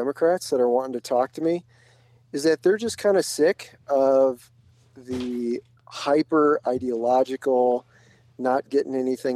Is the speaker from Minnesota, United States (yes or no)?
yes; Minneapolis, Minnesota, United States; I grew up in the Twin Cities.